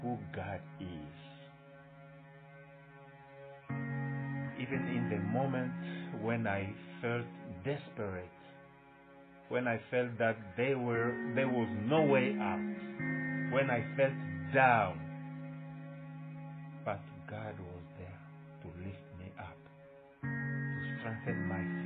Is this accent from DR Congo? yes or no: yes; DR Congo; moved away as an adult; now in United States; my wife decided to leave my hometown with my kids